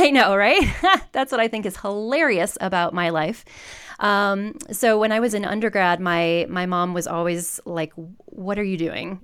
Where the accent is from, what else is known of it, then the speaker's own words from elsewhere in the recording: Southwest Michigan, United States; moved away as an adult; also born or lived in Detroit / Kansas City; now in Denver, United States; I grew up in Southwest Michigan